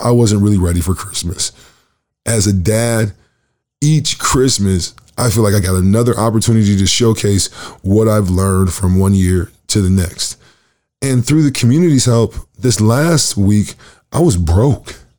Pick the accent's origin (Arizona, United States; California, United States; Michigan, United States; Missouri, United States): Michigan, United States; Lansing; now in Winnipeg, Canada; I am from Michigan, Lansing, Michigan